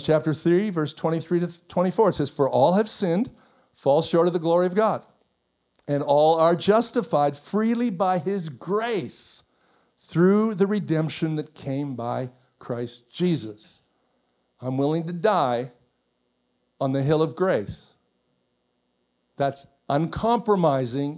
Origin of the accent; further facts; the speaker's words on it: Canada; I'm Canadian